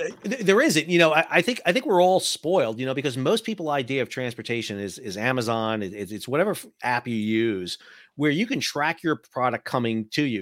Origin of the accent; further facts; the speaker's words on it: New York, United States; moved away; I'm from New York originally